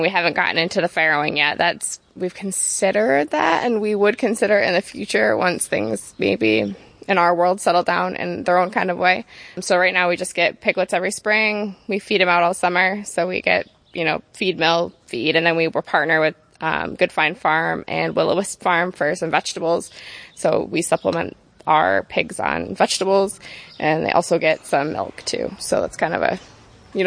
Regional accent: the Berkshires, Massachusetts, United States; moved away; Where I grew up in Massachusetts, I grew up in the Berkshires

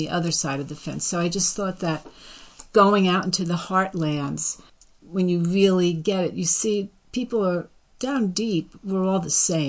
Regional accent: New Jersey, United States; I would say I was from New Jersey

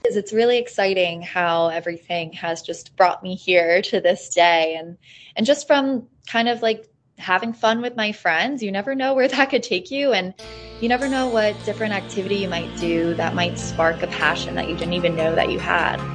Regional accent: Hawley, Pennsylvania, United States; moved away as an adult; also born or lived in Washington, D.C. / New York City / Boston; I enjoyed my experience growing up here

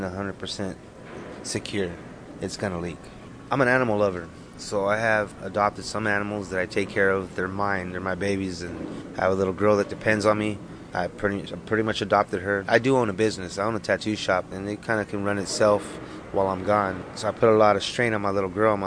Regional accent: Wind River, Wyoming, United States; now in Los Angeles, United States; From Arapahoe Nation, Wind River

